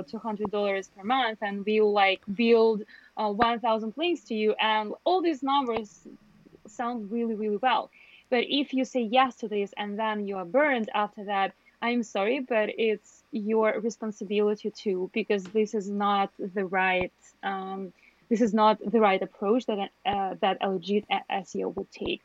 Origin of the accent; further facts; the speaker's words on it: Belarus; I'm from Belarus